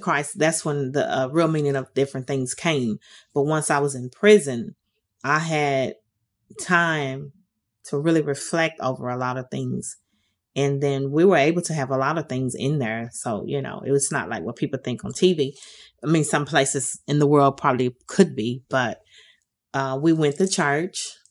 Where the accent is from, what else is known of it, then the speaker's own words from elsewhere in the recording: Detroit, Michigan, United States; moved away as an adult; now in Nashville, United States; I'm originally from Detroit, Michigan. I've been in the Nashville area for about 30 something years